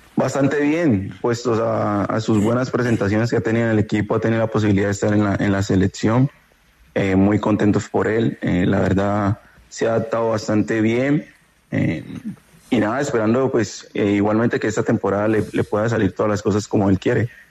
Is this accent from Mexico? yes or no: no; Colombia; moved away as an adult; now in Portland, United States; Somos cinco colombianos